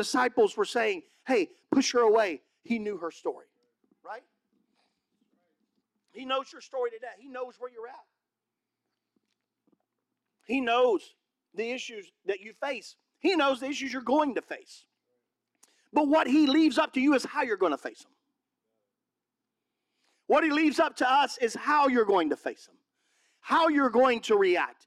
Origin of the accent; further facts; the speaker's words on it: Mississippi, United States; moved away; also born or lived in California; I'm from Mississippi.